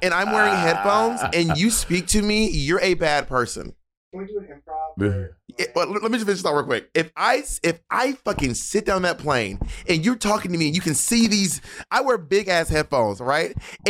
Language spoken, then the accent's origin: English; St. Lucia; I'm actually from St. Lucia. I'm like black.